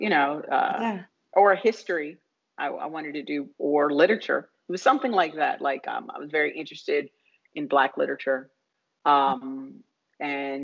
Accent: Wilmington, Delaware, United States; now in Los Angeles, United States; I grew up in Wilmington, Delaware

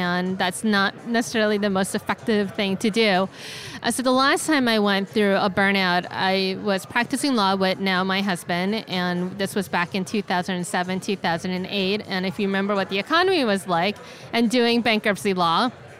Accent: San Francisco, California, United States; I am from San Francisco, California, and I do bankruptcy law.

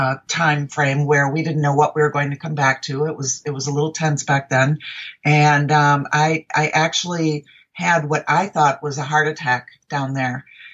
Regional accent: Minneapolis, Minnesota, United States; now in Arizona, United States; I'm a transplant from Minneapolis, Minnesota, which I still call home even after 36 years of being in Arizona.

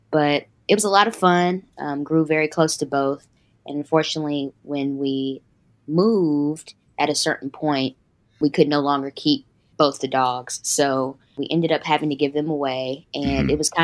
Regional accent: Greensboro, North Carolina, United States; moved away as an adult; now in Atlanta, United States; I'm originally from a small town called Greensboro, North Carolina.

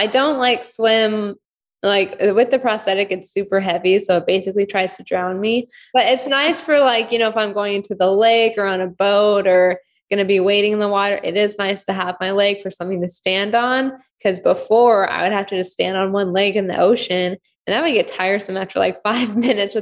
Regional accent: California, United States; also born or lived in Ukraine; I grew up in California.

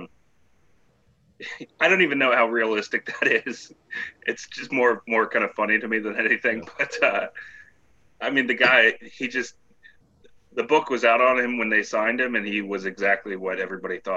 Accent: Washington, United States; growing up in Washington

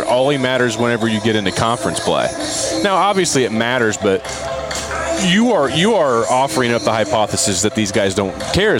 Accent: West Branch, Iowa, United States; we grew up with in West Branch.

